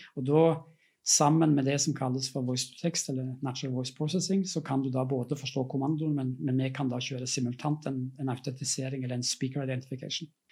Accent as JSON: {"language": "Norwegian", "country": "Norway", "moved": "yes", "said": "bor ikke jeg i Norge, sånn jeg, men jeg er norsk"}